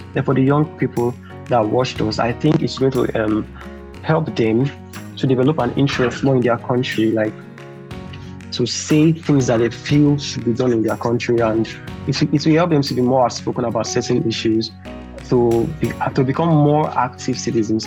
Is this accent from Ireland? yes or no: no; Nigeria